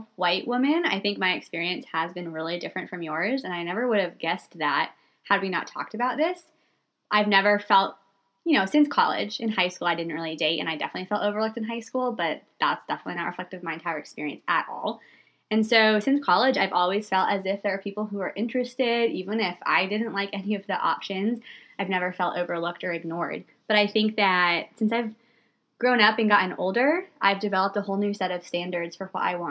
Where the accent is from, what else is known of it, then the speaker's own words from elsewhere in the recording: the South, United States; moved away as an adult; I grew up in the South and moved away after college